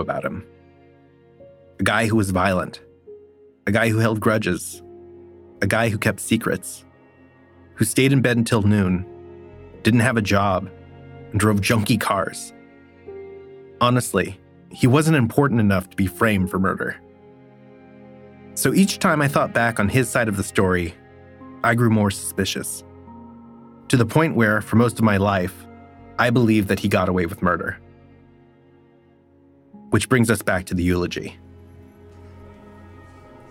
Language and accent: English; Stockton, California, United States; now in Brooklyn, United States; the place where this all started, my hometown